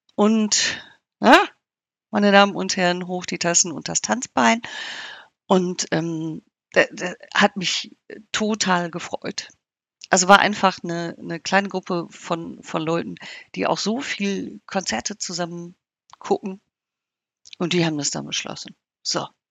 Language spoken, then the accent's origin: German; North Rhine-Westphalia, Germany; bei uns in Nordrhein-Westfalen